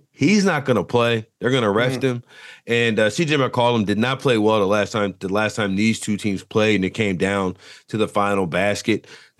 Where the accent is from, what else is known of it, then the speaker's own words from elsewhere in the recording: New Orleans, Louisiana, United States; my hometown team, the New Orleans Pelicans